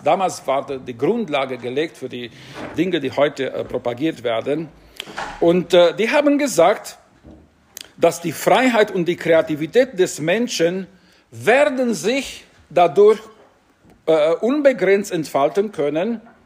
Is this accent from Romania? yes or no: yes; Romania; now in Singen, Germany; als ich Personalausweis in Rumänien, bei uns hieß es damals Identitätsausweis bekommen habe